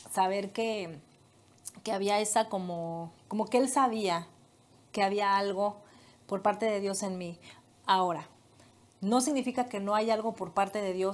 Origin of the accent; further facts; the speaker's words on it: Morelia, Michoacán, Mexico; moved away as an adult; also born or lived in Guadalajara, Jalisco; Yo nací allá eh, en Morelia